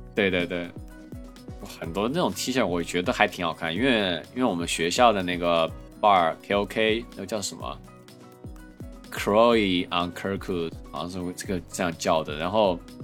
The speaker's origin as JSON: {"language": "Chinese", "town": "Chengdu", "region": "Sichuan", "country": "China", "said": "作为成都人，最多就是冷淡杯儿"}